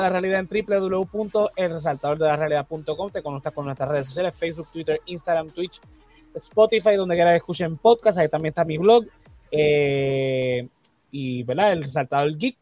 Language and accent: Spanish; Puerto Rico; como puertorriqueño